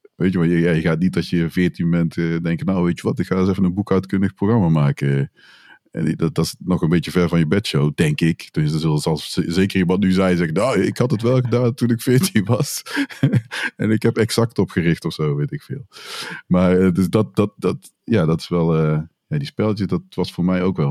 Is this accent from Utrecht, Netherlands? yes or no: no; Tilburg, North Brabant, Netherlands; moved away as an adult; now in Breda, Netherlands; ik ben opgegroeid in Tilburg.